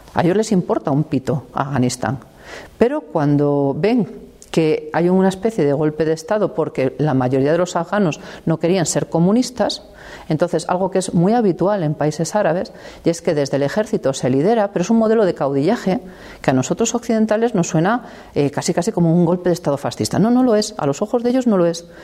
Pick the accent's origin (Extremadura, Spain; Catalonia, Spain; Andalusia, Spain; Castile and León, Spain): Castile and León, Spain; La Bañeza; de mi pueblo que es la Bañeza